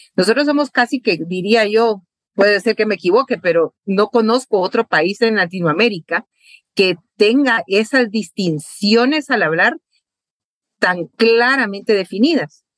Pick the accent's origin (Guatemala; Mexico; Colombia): Guatemala; lo que nos une como guatemaltecos